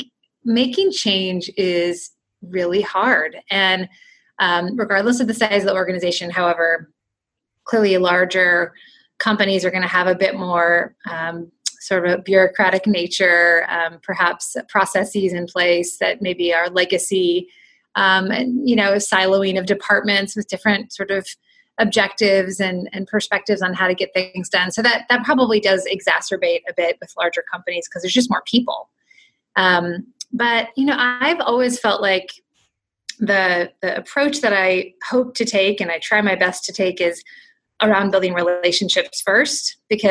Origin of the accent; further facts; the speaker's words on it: Portland, Oregon, United States; also born or lived in Los Angeles, California; now in San Diego, United States; I'm originally from Portland, Oregon